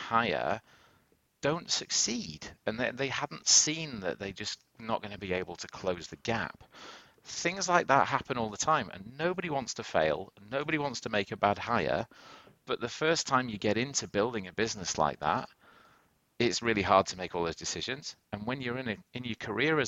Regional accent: United Kingdom; also born or lived in Boston; now in New York City, United States; I'm British originally

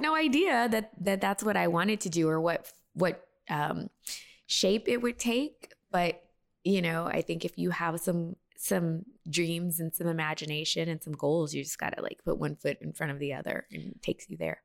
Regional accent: Texas, United States; also born or lived in Las Vegas, Nevada; born in Vegas, and then I was raised in Texas

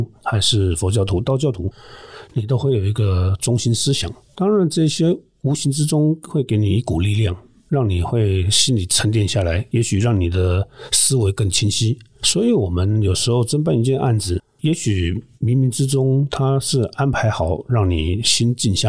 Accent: Muzha, Taipei, Taiwan; 会，我从小出生在乡下，嗯，住的地方旁边就是乱葬岗，哇。学校附近也是乱木栅第一公墓

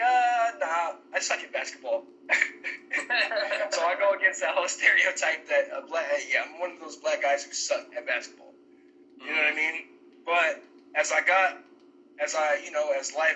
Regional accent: San Francisco, California, United States; just a regular upbringing in the Bay Area. You know, I was born in San Francisco, California

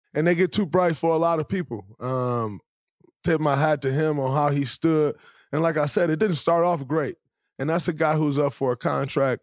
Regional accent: Saginaw, Michigan, United States; moved away; as a kid growing up in Saginaw, Michigan

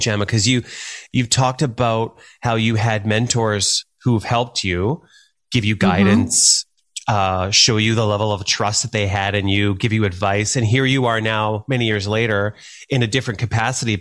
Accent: Thunder Bay, Ontario, Canada; moved away; also born or lived in Calgary; When I was very young, I grew up in Thunder Bay, Northwestern Ontario

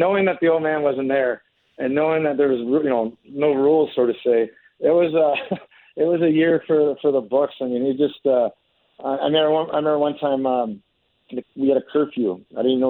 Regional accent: Alaska, United States; moved away; There were six Alaskan kids that I grew up with.

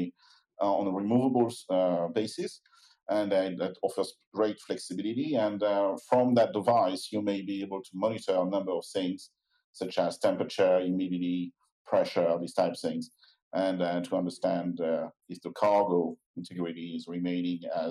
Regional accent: France; accent: French; I'm keeping my French accent

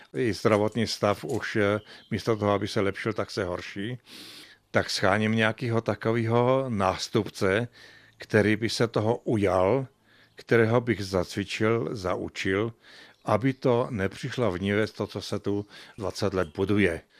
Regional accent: Slovakia; moved away as an adult; now in Lenora, Czech Republic; já pocházím ze Slovenska, ten jsem se i pekařskému řemeslu vyučil

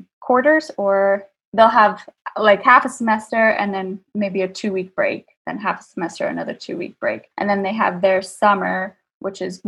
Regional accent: New Jersey, United States; moved away as an adult; also born or lived in Singapore; now in Dubai, United Arab Emirates; I am from New Jersey, born and raised.

